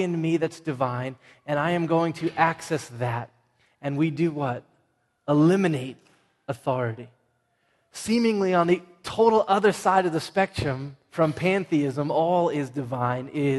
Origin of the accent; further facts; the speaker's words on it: Everett, Massachusetts, United States; I'm from Everett, not Malden